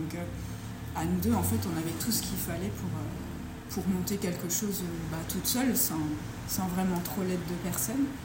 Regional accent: Belgium; also born or lived in England; now in Bordeaux, France; Moi, je suis de Belgique originellement.

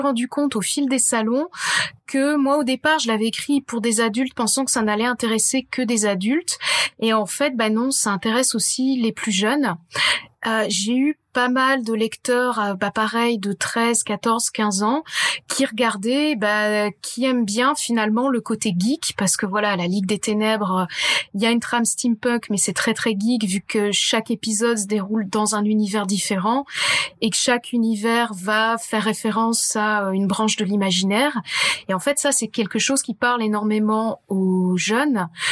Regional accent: France; on est français

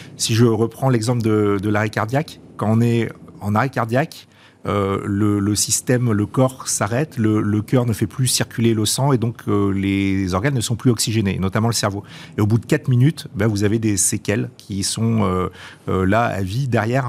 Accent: France; chez nous en France

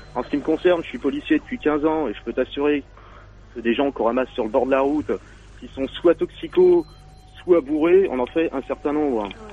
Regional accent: Paris, Île-de-France, France; now in Marseille, France; je suis à Marseille, mais je suis de Paris, quoi. Je suis originaire de Paris.

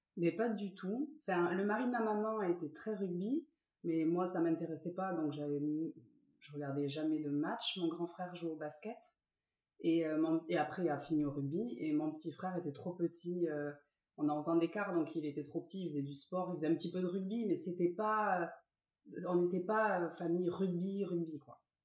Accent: Ciboure, Nouvelle-Aquitaine, France; also born or lived in Saint-Jean-de-Luz / Sare / Bayonne; je suis née à Saint-Jean-de-Luz, et euh, j'ai grandi à Cibourg jusqu'à mes 14 ans. Et après, je suis partie à Sarre

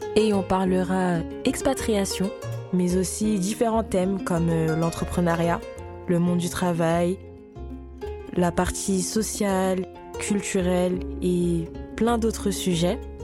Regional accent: France; moved away as an adult; now in Senegal; je suis née en France, j'ai grandi là-bas

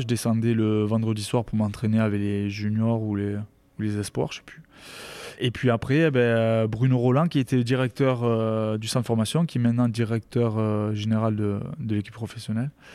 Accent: Rivesaltes, Occitania, France; moved away as an adult; also born or lived in Colomiers / Grenoble / Castres; je suis originaire de, de Rivesaltes, euh, un petit, village à côté de Perpignan

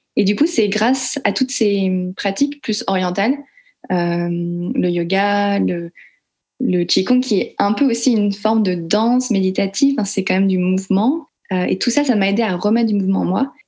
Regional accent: France; je suis née en France et j'ai grandi en France par une mère française et euh, un père laotien

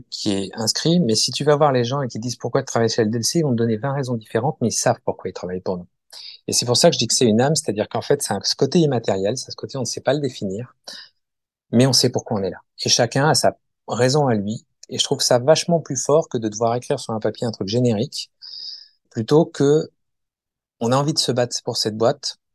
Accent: Périgueux, Nouvelle-Aquitaine, France; born there; alors moi, bah, en fait, je suis né à Périgueux où j'ai passé les six premiers mois de ma vie.

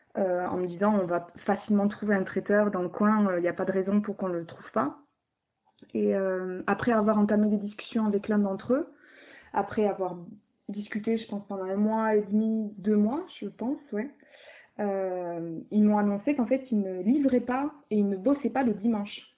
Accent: south of France, France; now in Brussels, Belgium; on habite euh, euh, une à Lille et l'autre à Bruxelles et on est originaire du sud de la France

